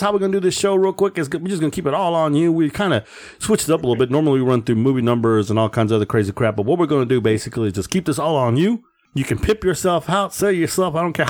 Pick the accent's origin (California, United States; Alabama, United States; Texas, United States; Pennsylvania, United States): Texas, United States; Okay. Born and raised.